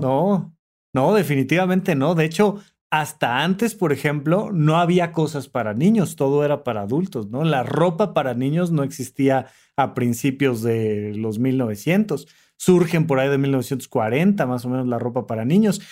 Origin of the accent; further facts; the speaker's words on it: Almoloya de Juárez, State of Mexico, Mexico; soy de Toluca y además no solo soy de Toluca, soy de Almoloya de Juárez